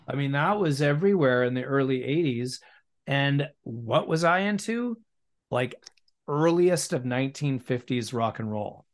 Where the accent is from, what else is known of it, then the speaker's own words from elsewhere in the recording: West Vancouver, British Columbia, Canada; the people that I grew up with in West